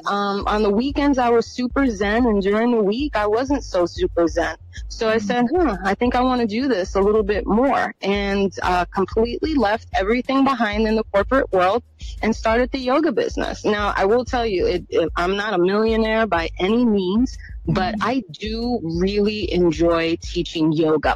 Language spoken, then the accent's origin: English; New York, United States; I'm from New York